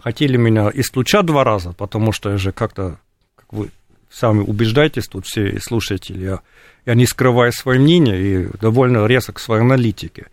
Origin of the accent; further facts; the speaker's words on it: Germany; Russian is a second language; Я сам вырос в РГ, хотя родственники жили в ГДР, потому что отец был беженцем из, э, ГДР до того, как родился